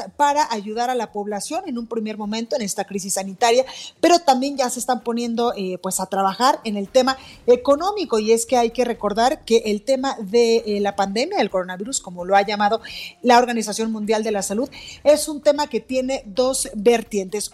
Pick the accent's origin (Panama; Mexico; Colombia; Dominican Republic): Mexico; de esta gran nación que somos los mexicanos